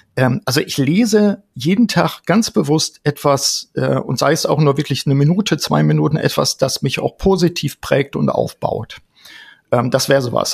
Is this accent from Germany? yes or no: yes; Osnabrück, Lower Saxony, Germany; in Osnabrück hier in meiner Heimat